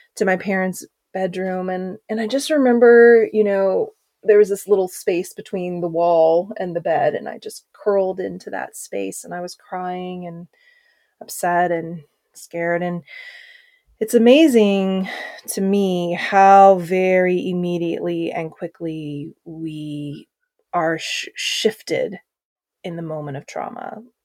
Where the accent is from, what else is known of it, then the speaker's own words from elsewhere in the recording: Oklahoma, United States; growing up in Oklahoma, when I was five years old